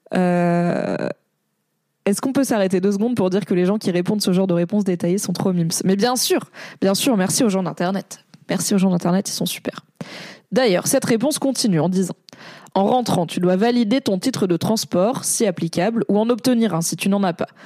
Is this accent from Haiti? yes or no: no; Paris, Île-de-France, France; je suis une parisienne